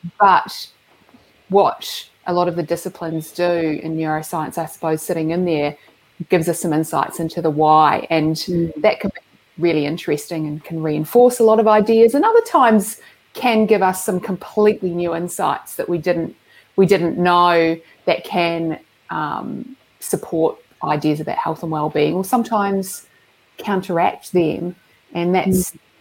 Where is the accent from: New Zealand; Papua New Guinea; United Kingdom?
New Zealand; Christchurch, Canterbury; also born or lived in Dunedin; where I grew up in Christchurch